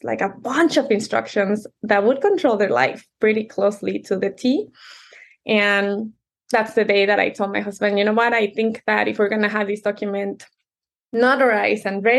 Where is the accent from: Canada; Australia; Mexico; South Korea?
Mexico; Mexico City; English is a second language; now in United States; I was born and raised in Mexico City, which is a whole different culture, very traditional. But when we moved here, I didn't speak the language